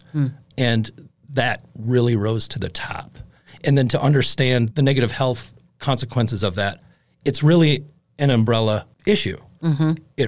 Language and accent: English; Appleton, Wisconsin, United States; I grew up in Appleton, in the Fauchery Valley.